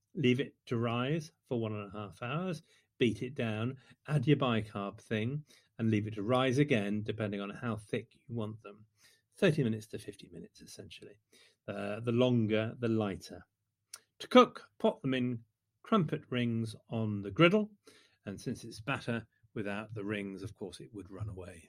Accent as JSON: {"language": "English", "area": "the Midlands", "region": "England", "country": "United Kingdom", "said": "in the Midlands, we like to think of ourselves as thick and spongy"}